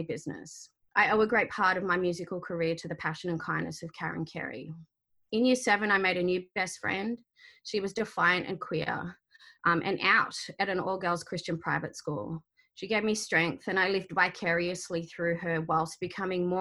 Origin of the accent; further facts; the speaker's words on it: Sydney, New South Wales, Australia; first language Arabic; So I was born in May of 1980 on Gadigal land, the first child of Egyptian migrants.